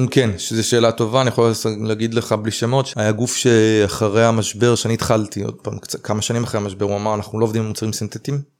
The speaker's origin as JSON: {"language": "Hebrew", "country": "Israel", "said": "אני ישראלי"}